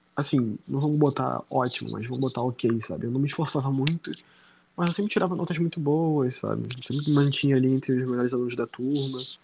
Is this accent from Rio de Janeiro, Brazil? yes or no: yes; Nilópolis, Rio de Janeiro, Brazil; Sou nascido e criado na Baixada Fluminense, no Rio de Janeiro.